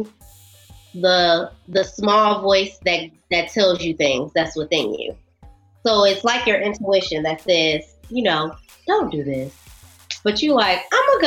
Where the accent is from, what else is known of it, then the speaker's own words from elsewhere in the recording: Canada; I'm a Canadian citizen